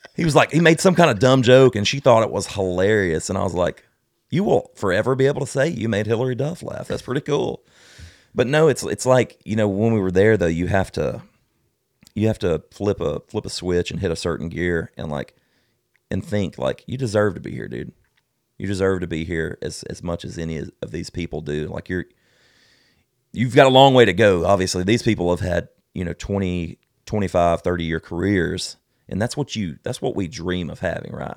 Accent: South Alabama, United States; I'm from South Alabama. Of course I'm country

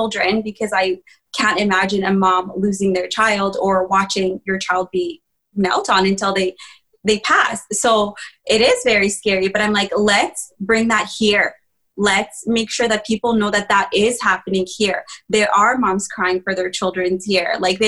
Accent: Rwanda; born there; So I was born in Rwanda, and I think a lot of people do know about the genocide.

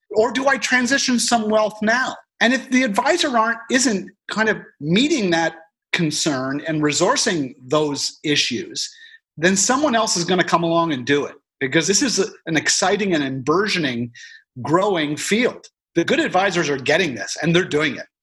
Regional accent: Canada; as a Canadian

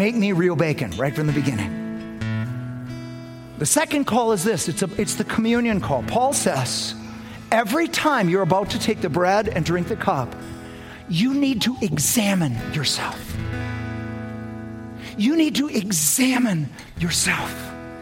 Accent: United States; I'm American. Nobody's more American than me.

